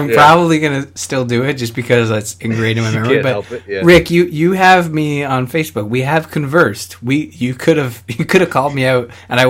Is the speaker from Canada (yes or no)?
yes; Canada; I accidentally spilled maple syrup because I'm Canadian